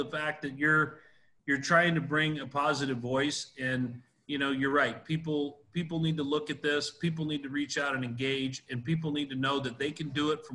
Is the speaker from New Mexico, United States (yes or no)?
no; Idaho, United States; I grew up in Idaho